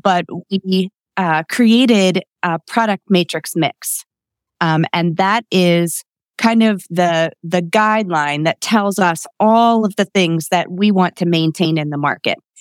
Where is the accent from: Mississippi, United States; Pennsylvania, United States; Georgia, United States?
Pennsylvania, United States; Lititz; also born or lived in Mount Joy, Pennsylvania; I grew up in Lititz, um, another, you know, cute landmark in, in our, um, county